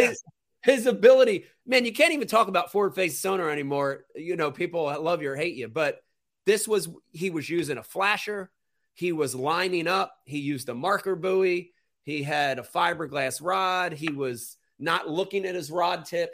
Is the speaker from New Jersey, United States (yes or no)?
yes; New Jersey, United States; I'm from Jersey.